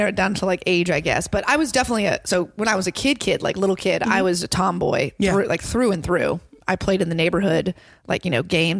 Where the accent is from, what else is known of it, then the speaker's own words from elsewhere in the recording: Longwood, Florida, United States; I grew up in a little town called Longwood, Florida. It's like 25 minutes east, maybe a little bit north of Orlando.